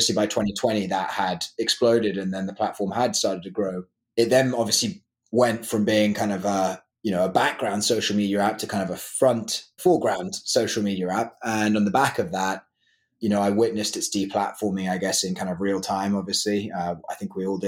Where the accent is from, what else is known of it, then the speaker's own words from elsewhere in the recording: London, United Kingdom; moved away as an adult; now in Nashville, United States; I grew up in London. So I went to school in London, born and raised in London